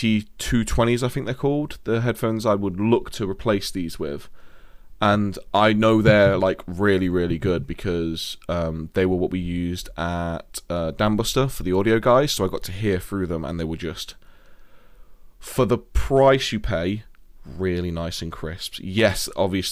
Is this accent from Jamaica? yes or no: no; Nottingham, East Midlands, United Kingdom; accent: Nottingham; my proper Nottingham accent